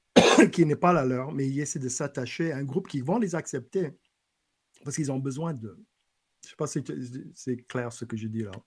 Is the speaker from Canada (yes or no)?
no; lower Bayou Lafourche, Louisiana, United States; French is a second language; now in Lafayette, United States; en bas du bayou, Cut-Off, Gallian, Golden Meadow, là d'où je viens